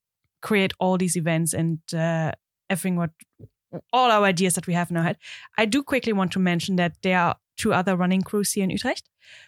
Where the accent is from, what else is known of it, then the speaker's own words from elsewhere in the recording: East Germany, Germany; English is a second language; now in Netherlands; I think you can hear I'm not Dutch. I'm German. I'm born and raised in Germany, in the east of Germany, in a small town there.